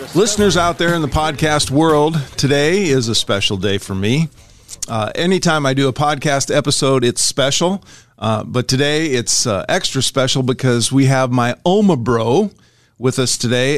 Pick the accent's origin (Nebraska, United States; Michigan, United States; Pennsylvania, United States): Nebraska, United States; Ashland; we were kids and we were growing up on Euclid Street, 1518 Euclid in Ashland, Nebraska.